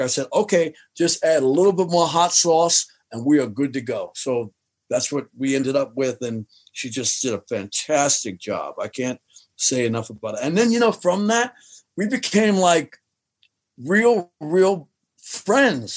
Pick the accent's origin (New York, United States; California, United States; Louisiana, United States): New York, United States; New York City; I'm from Jamaica, Queens.